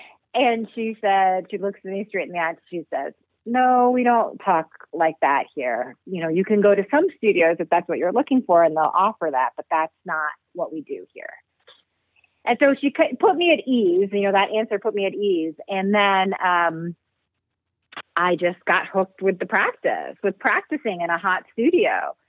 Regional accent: New York City, New York, United States; I grew up in New York City, and one of our classes was movement.

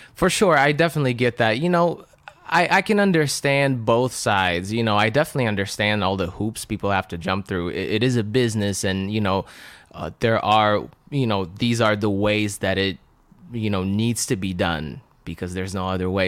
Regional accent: Russia; first language Russian; English is a second language; moved away; I was born and raised in Russia speaking uh, Russian. So I couldn't even speak or understand English

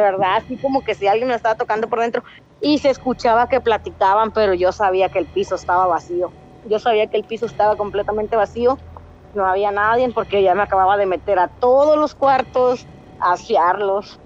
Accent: Reynosa, Tamaulipas, Mexico; De Reynosa, Tamaulipas

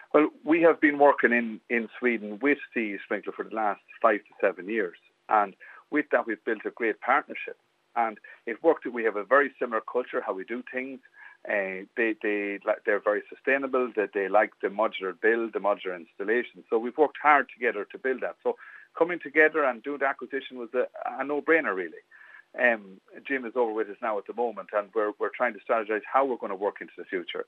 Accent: Westmeath, Leinster, Ireland; I'm born and bred in Westmeath

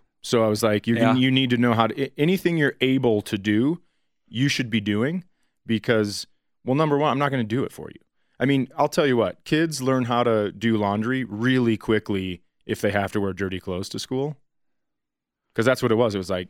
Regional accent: Colorado, United States; where are you from? Colorado.

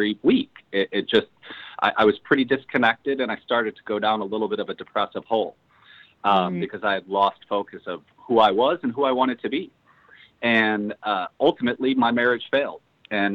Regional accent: Chicago, Illinois, United States; I'm born and raised in Chicago, Illinois

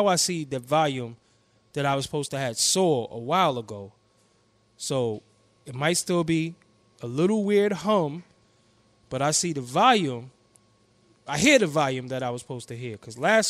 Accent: New York City, New York, United States; I'm from Brooklyn

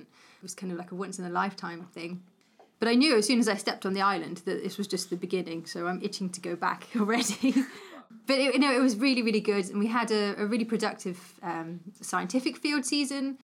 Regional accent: Cornwall, South West England, United Kingdom; I grew up in Cornwall.

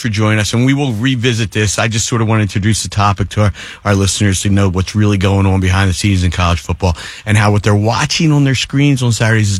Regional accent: New Jersey, United States; I grew up in South Jersey.

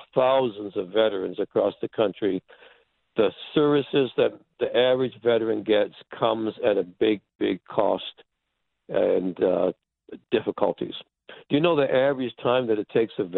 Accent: Newburyport, Massachusetts, United States; here in my hometown in Newburyport

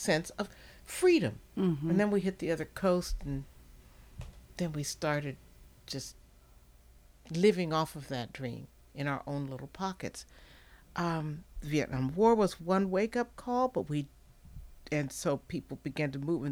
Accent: Midwest, United States; moved away as an adult; now in Charlottesville, United States; I'm from the Midwest

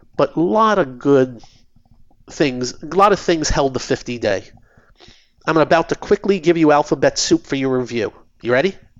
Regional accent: New York City, New York, United States; I was born in Brooklyn

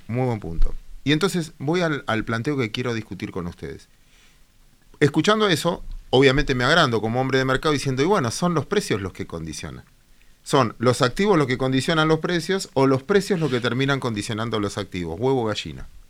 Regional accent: Mar del Plata, Buenos Aires Province, Argentina; como marplatense

